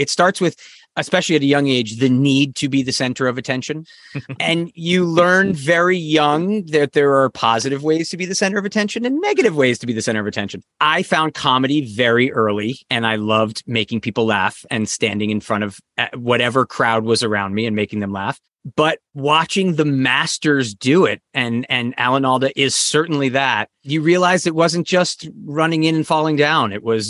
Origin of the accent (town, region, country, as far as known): Avon, Connecticut, United States; born or raised there; also born or lived in Newington, Connecticut